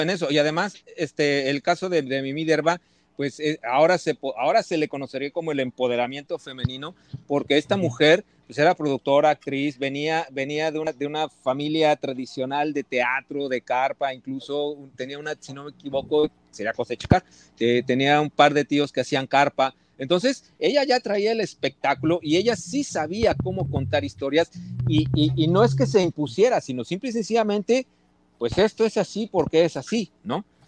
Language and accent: Spanish; Mexico City, Mexico; also born or lived in Veracruz / Puebla; realmente sí soy chilango, porque Veracruz, dos años llegué a la ciudad